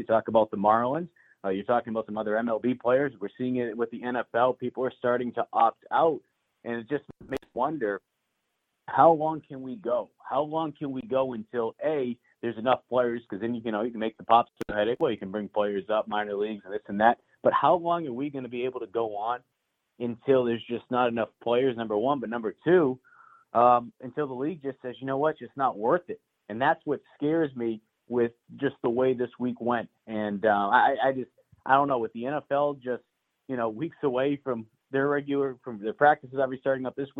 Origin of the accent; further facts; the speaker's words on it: right outside of Boston, Massachusetts, United States; moved away as an adult; also born or lived in Greenville, Mississippi; now in Columbia, United States; I grew up right outside of Boston and Massachusetts